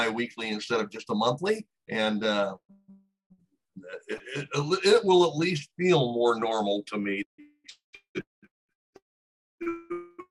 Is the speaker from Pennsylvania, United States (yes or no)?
no; Texas, United States; now in Illinois, United States; what I consider to be my home state, which is Texas